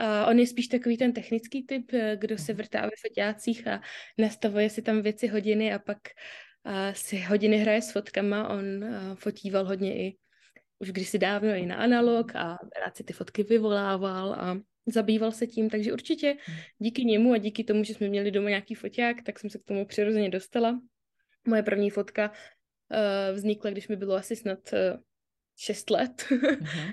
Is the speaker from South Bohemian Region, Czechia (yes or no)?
no; Brno, South Moravian Region, Czechia; jsem z Brna